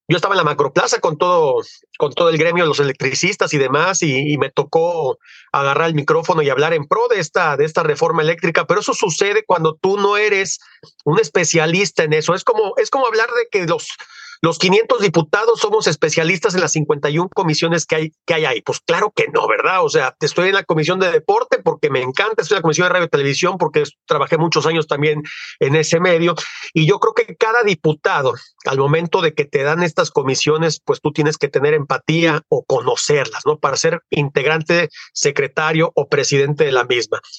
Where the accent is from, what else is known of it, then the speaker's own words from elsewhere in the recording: Acapulco, Guerrero, Mexico; also born or lived in Mexico City / Guadalajara; pero yo soy oriundo de Acapulco, nací en Acapulco ya hace muchísimos años